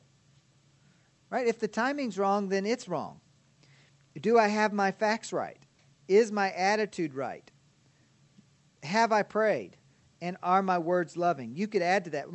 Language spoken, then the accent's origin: English; Kentucky, United States; now in Ozark, United States; I was from Kentucky